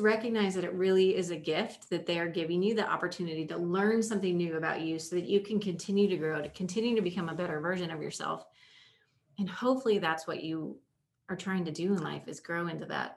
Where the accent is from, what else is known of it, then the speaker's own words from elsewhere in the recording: Indiana, United States; I grew up in Indiana